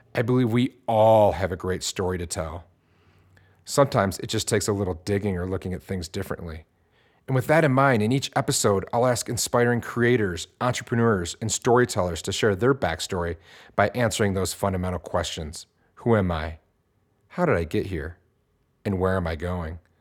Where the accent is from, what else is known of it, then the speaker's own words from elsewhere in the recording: Detroit, Michigan, United States; growing up in Detroit, Michigan, where I grew up